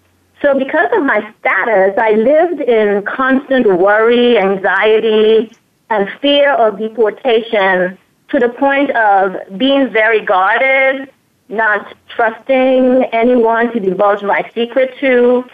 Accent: St. Thomas, U.S. Virgin Islands; also born or lived in Antigua; I was born in Antigua, which is a small island in the British West Indies. When I was about 8 years old, I moved to St. Thomas, Virgin Islands to live with my mother

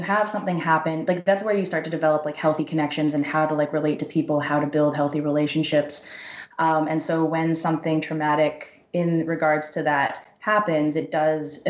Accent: Vancouver, British Columbia, Canada; also born or lived in Victoria; I was born and raised in Vancouver

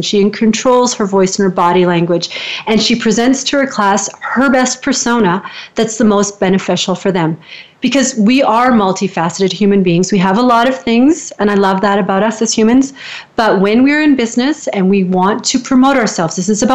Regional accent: Canada; I'm a Canadian, so I lift at the end like I'm always asking a question

